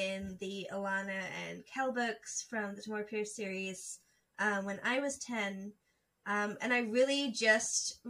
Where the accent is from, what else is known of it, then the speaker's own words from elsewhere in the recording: United Kingdom; now in United States; I am British